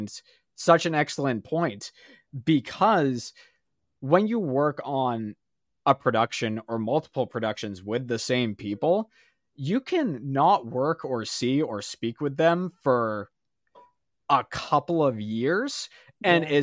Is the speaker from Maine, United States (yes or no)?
yes; Maine, United States; I love everybody that I grew up in Maine